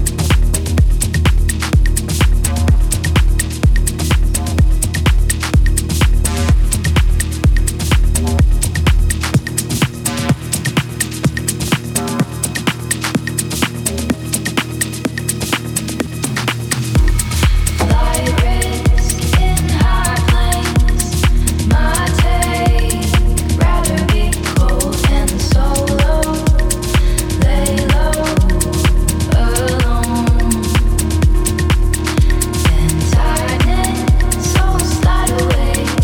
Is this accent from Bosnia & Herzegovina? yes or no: yes; Banja Luka, Republika Srpska, Bosnia & Herzegovina; my hometown, Banja Luka